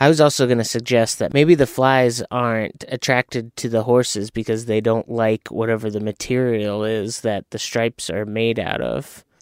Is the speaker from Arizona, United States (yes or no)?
yes; Arizona, United States; moved away; We're from Arizona. I lived in, in desert areas, like around the valley and south of the valley.